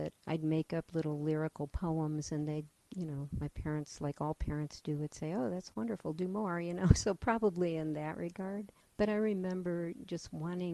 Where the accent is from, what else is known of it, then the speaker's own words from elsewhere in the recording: east of Cleveland, Ohio, United States; moved away as an adult; also born or lived in Michigan / Atlanta, Georgia / Oregon; now in Omaha, United States; I was born in Ohio, in the countryside east of Cleveland